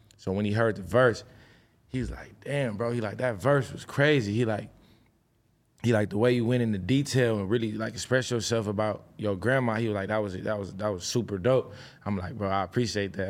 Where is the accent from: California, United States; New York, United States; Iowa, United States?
California, United States; Inglewood; I grew up in Inglewood. You know, I went to Crenshaw High